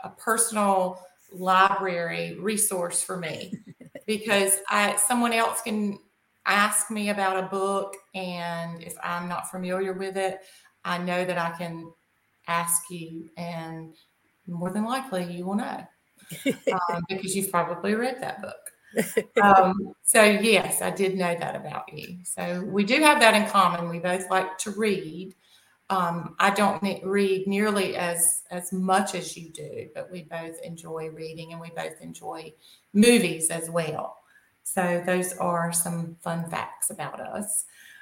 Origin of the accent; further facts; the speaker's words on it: Southern, Southern United States, United States; accent: Southern; my Southern accent